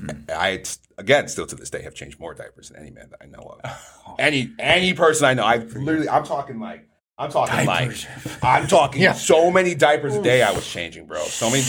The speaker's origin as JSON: {"language": "English", "country": "Nigeria", "said": "I said, I'm super Nigerian, man. My parents would literally bury me in the backyard if I came back."}